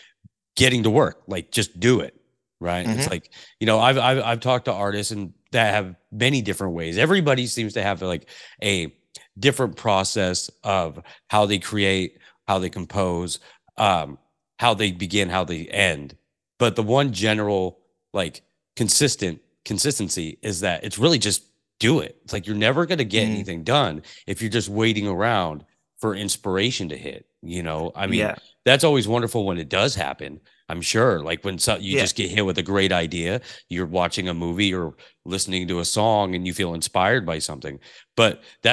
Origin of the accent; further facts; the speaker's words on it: Pacific Northwest, United States; I grew up in the Pacific Northwest, and this is similar weather